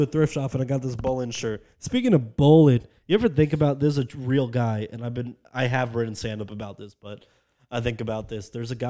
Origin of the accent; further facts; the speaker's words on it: New York, United States; I'm from New York.